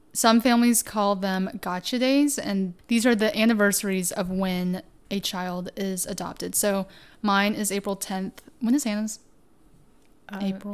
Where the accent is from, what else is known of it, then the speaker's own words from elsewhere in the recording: Tennessee, United States; also born or lived in China; my experience as an Asian American woman growing up in Tennessee